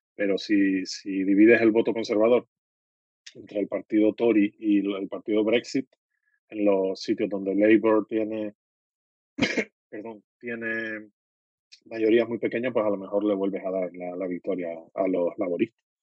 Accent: Canary Islands, Spain; como soy canario

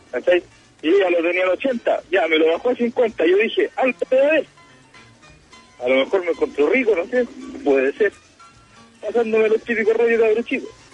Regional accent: Norte Grande, Chile; yo soy salvadía, soy acá del norte grande

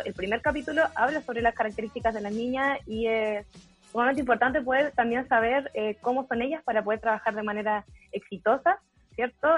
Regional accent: Temuco, Araucanía, Chile; soy de Temuco, de la zona de la frontera

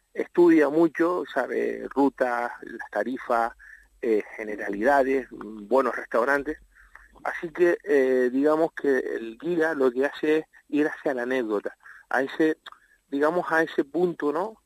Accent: Playa de Santiago, Canary Islands, Spain; mi pueblo natal, que es Playa de Santiago

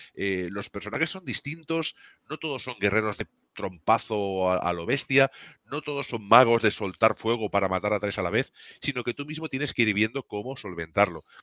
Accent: Spain

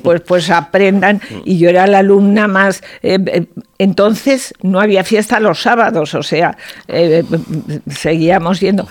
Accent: Zaragoza, Aragon, Spain; also born or lived in Oliete, Teruel; viví en Zaragoza hasta que me casé, pero nací en un pueblo de la provincia de Teruel que se llama Oliete

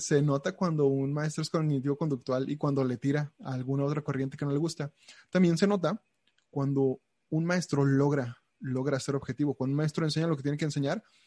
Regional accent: Mexico; tengo 27 años, soy mexicano

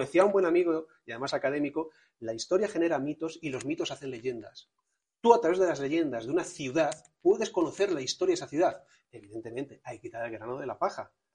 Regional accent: Toledo, Castilla-La Mancha, Spain; also born or lived in Madrid; nací en Madrid, pero a los siete años ya estaba en Toledo

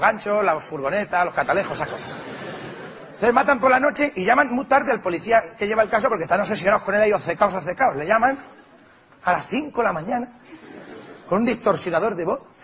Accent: Spain; Yo soy español.

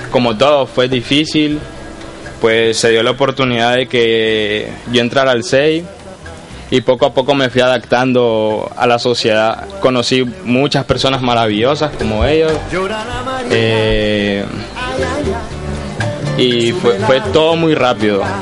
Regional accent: Nicaragua; les voy a hablar un poco de mi país Nicaragua.

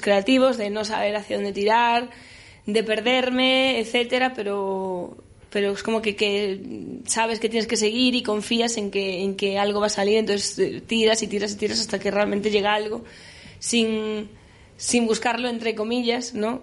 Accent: Galicia, Spain; first language Galician; yo hablo los dos idiomas, gallego y castellano, y el gallego también es mi lengua materna

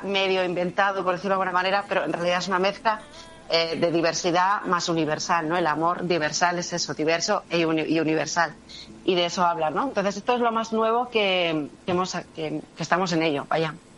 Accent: Barcelona, Catalonia, Spain; yo nací en Barcelona, lo que mi padre y mis abuelos son de Jaén

